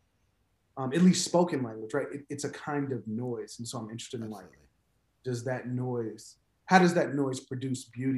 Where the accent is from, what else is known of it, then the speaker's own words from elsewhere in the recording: Chicago, Illinois, United States; I teach and I write mostly poems, and I'm from Chicago.